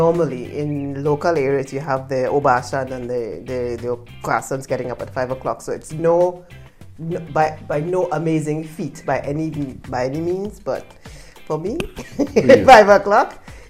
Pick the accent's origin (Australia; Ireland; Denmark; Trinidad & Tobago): Trinidad & Tobago; moved away; also born or lived in Canada / Japan; from the Caribbean, I'm from Trinidad, and I'm Canadian as well.